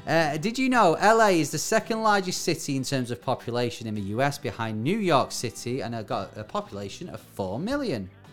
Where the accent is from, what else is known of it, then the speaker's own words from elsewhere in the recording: Bury, North West England, United Kingdom; my hometown, Barry